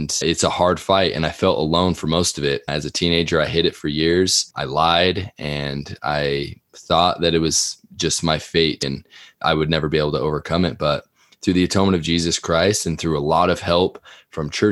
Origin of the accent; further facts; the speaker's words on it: Sandy, Utah, United States; I grew up here in Sandy, Utah